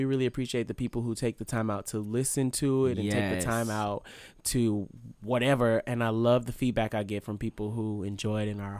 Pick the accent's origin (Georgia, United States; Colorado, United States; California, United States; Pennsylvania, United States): California, United States; now in Los Angeles, United States; So since I live in Los Angeles now, but I'm from the Bay Area, I do not always get to go up to the Bay as often as I would like.